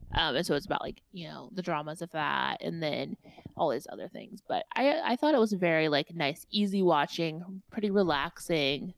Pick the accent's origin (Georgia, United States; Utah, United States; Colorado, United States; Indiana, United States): Indiana, United States; I am a Hoosier and I have my own accent.